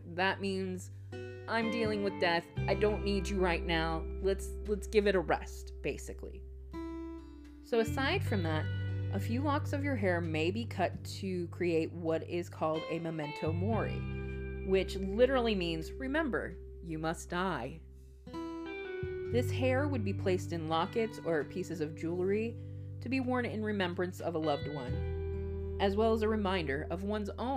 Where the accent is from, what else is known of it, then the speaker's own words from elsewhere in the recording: Texas, United States; as a Texan, as a person who has survived, barely, Texas summers